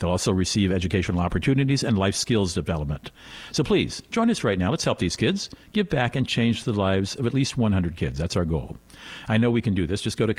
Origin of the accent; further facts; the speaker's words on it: Germany; I grew up in Germany.